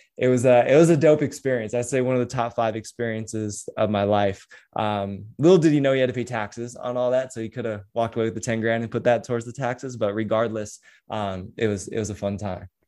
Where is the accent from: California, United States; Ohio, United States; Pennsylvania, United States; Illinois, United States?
California, United States; San Diego; also born or lived in Huntington Beach; I'm from San Diego